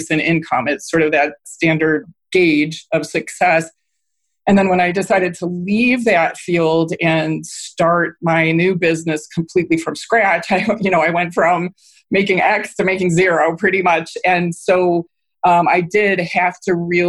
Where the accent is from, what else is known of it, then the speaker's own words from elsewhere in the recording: Cleveland, Ohio, United States; moved away as an adult; also born or lived in New York City, United States / Washington, D.C. area, United States; my hometown of Cleveland